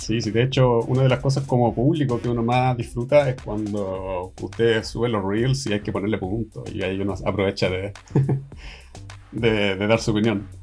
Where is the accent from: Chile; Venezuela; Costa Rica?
Chile; Viña del Mar, Valparaíso; moved away as an adult; now in Sweden; Pero soy chileno. Yo crecí y me crié en, en, Chile, pues soy de Viña.